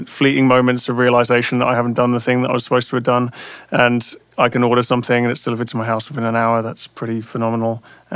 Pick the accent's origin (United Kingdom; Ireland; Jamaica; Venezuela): United Kingdom; London; moved away as an adult; now in United States; growing up around London